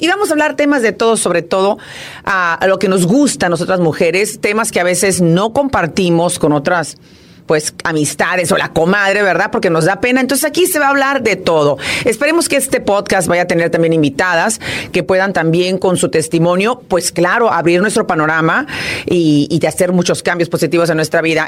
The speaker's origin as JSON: {"language": "Spanish", "town": "Monterrey", "region": "Nuevo León", "country": "Mexico", "moved": "as an adult", "lives_now": "Houston, United States", "said": "yo soy de Monterrey, Nuevo León"}